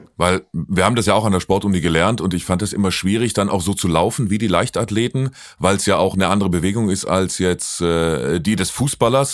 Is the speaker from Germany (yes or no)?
yes; Lake Constance, Baden-Württemberg, Germany; Ich bin ja, ich bin ja kein Hesse, ich komme ja vom Bodensee, bin ja Badner